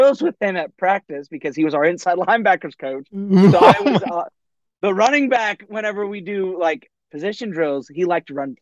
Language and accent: English; Lexington, South Carolina, United States; I grew up in Lexington, South Carolina, right outside of Columbia.